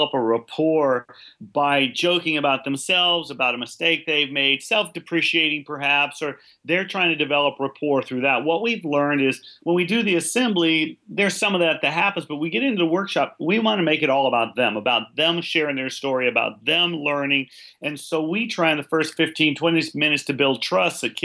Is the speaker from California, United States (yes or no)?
yes; California, United States; I grew up in California, and they had a pretty developed leadership program